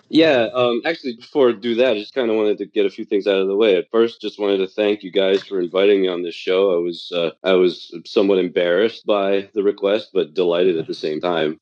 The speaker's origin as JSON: {"language": "English", "town": "Taipei", "country": "Taiwan", "tie": "born or raised there", "moved": "yes", "said": "I was born and raised in Taipei, Taiwan"}